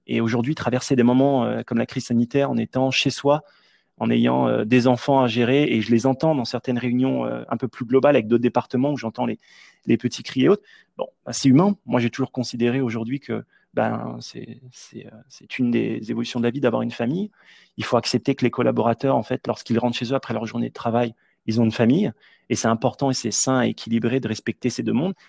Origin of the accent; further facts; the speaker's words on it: Nièvre, Burgundy, Bourgogne-Franche-Comté, France; moved away as an adult; also born or lived in Washington, D.C., United States; Je suis originaire de la Nièvre. C'est un tout petit département de la Bourgogne